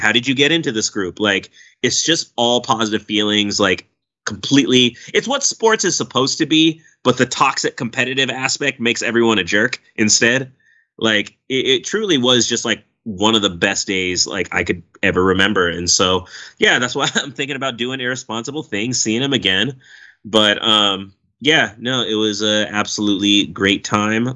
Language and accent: English; Oakland, California, United States; it's my hometown